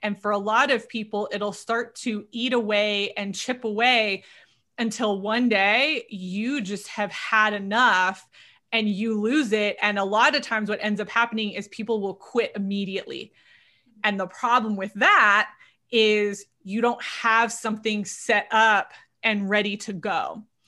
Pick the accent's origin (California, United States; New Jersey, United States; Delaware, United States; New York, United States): California, United States; Southern; moved away; I'm originally from Southern California, born and raised there.